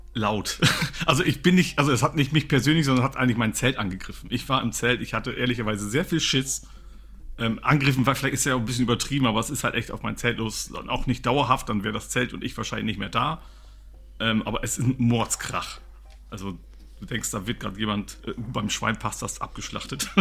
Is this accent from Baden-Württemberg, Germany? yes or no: no; Lower Saxony, Germany; Also ich komme aus Niedersachsen